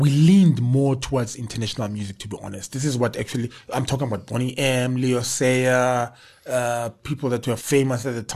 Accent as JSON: {"language": "English", "town": "Soweto", "region": "Gauteng", "country": "South Africa", "tie": "born or raised there", "said": "1967 in Soweto, Baragwanath Hospital. And we are born and bred in Soweto, you know. And our father is from Lesotho, but we are definitely Soweto boys"}